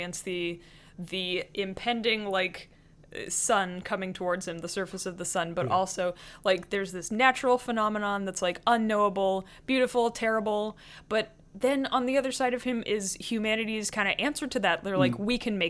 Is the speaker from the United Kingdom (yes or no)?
no; Canada; we are Canadian